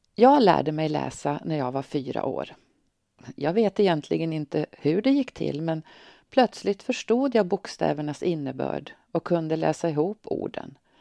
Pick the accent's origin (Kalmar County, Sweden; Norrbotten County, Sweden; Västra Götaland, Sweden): Norrbotten County, Sweden; Tornedalen; now in Örnsköldsvik, Sweden; den lilla by i Tornedalen där jag växte upp